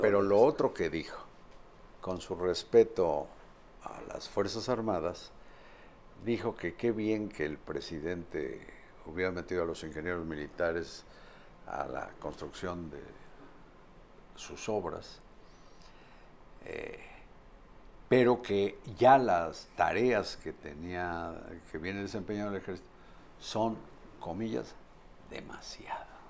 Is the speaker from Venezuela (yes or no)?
no; Puebla, Mexico; De niño en Puebla yo veía desfilar a los matachines